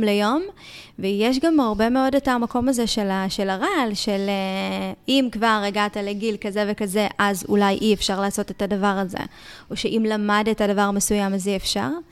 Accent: Ashkelon, Southern District, Israel; moved away; נסעתי לאזכרה של אבא שלי באשקלון, ועלה לי איזשהו חשק כזה להצטלם בשכונה שבה גדלתי

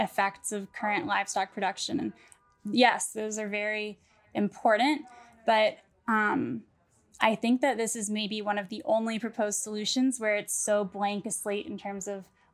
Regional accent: St. Louis, Missouri, United States; I'm from St. Louis, but I feel like one of the things I would always do as a high schooler in St. Louis

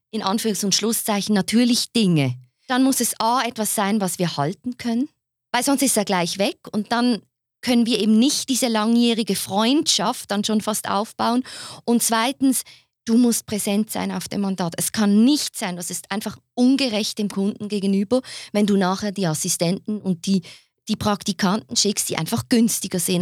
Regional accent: Basel, Basel-Stadt, Switzerland; ich bin ja keine Zürcherin. Ne? Ich komme ja aus Basel.

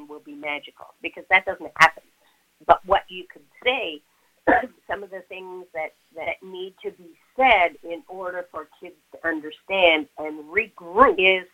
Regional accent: Montreal, Quebec, Canada; I'm originally from Montreal

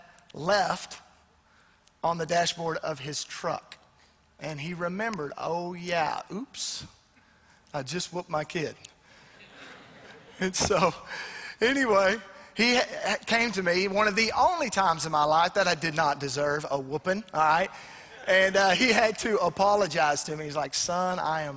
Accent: Arkansas, United States; I grew up, I was a pretty big redneck. I'm from Arkansas

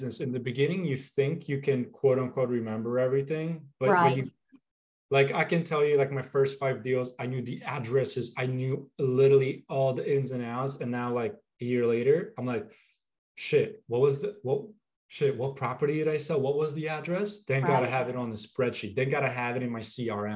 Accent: Philadelphia, Pennsylvania, United States; now in Florida, United States; I'm originally from the Northeast area, like the Philly area

